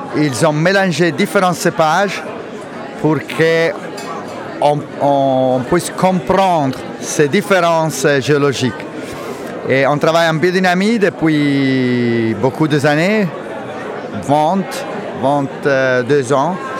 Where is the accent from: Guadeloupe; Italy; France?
Italy; Lucca, Tuscany; French is a second language; je viens de la Toscana, Lucca